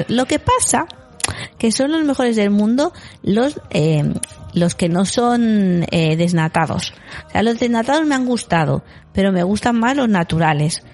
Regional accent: Galicia, Spain; moved away; yo en mi pueblo, en Galicia

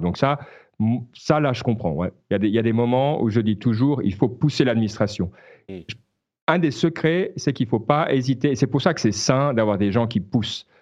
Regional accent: Switzerland; en tant que Suisse

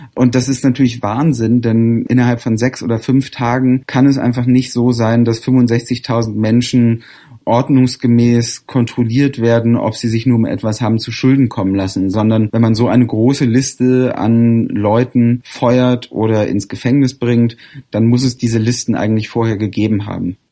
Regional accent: Germany; now in United States; bei uns in Deutschland

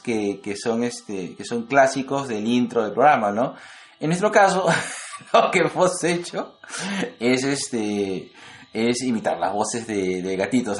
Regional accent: Lima, Peru; acá en Lima, estamos en invierno, ambos somos de Lima

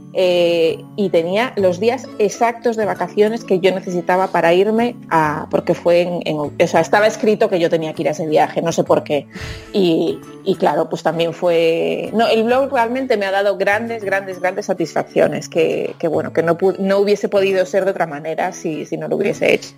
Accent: Lugo, Galicia, Spain; soy de Lugo

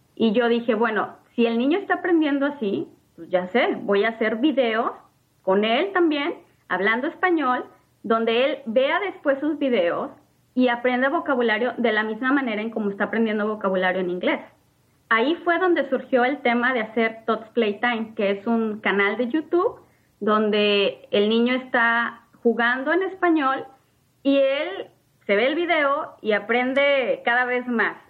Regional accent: Mexico; first language Spanish; moved away as an adult; now in United States; soy una madre mexicana con un hijo de tres años

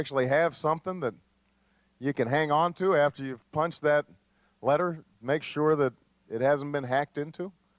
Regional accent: Chicago, Illinois, United States; But look, I come from Chicago.

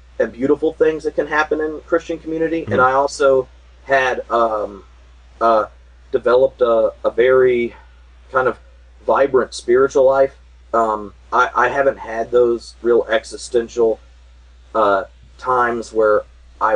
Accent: North Carolina, United States; I grew up in North Carolina.

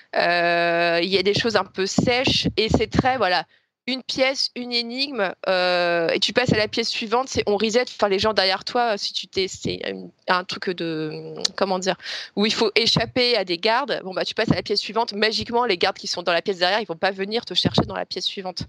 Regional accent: France; en tant que Français

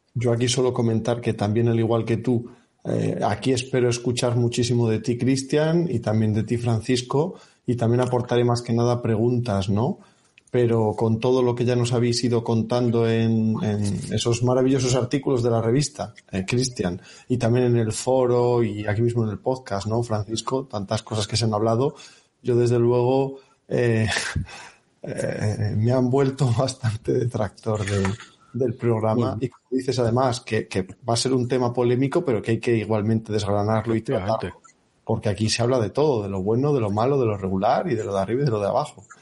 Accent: Salamanca, Castile and León, Spain; moved away as an adult; now in Bilbao, Spain; mi tierra en Salamanca

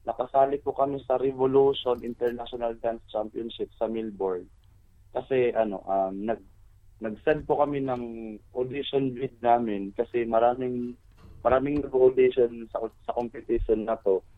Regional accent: Tacloban, Eastern Visayas, Philippines; taga-Tacloban po kami lahat.

